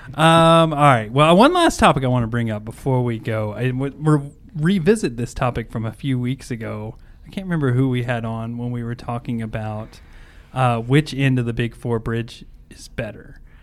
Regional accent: Kentucky, United States; moved away as an adult; now in Indiana, United States; I'm from Kentucky and I moved to Indiana because I just, I used to work there and just kinda fell in love with it

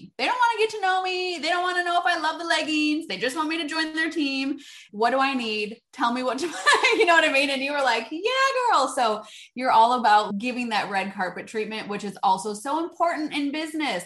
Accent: Wisconsin, United States; I'm from Wisconsin. In Wisconsin, we know how to party

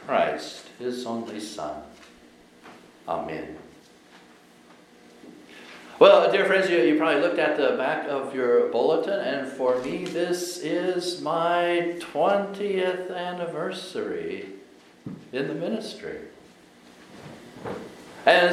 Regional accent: Colorado, United States; I was growing up in Colorado

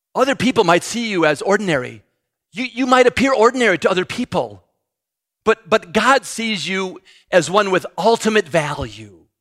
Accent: United States; I'm an American.

